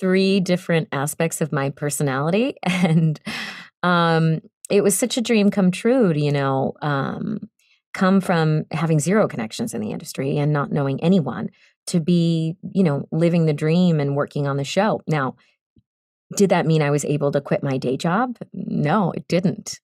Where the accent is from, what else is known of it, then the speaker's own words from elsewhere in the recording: Boston, Massachusetts, United States; moved away as an adult; now in Los Angeles, United States; I am from Boston